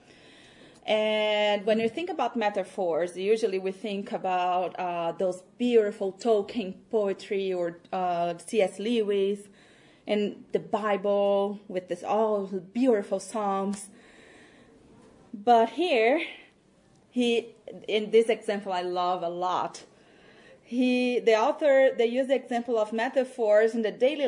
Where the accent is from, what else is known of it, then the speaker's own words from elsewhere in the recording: Brazil; first language Portuguese; English is a second language; Portuguese because it is my first language.